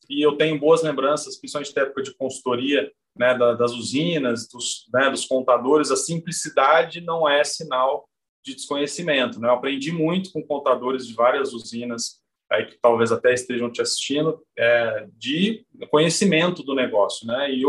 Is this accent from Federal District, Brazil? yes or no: no; Mococa, São Paulo, Brazil; E eu sou de Mococa, que também tem tradição é, no café, né?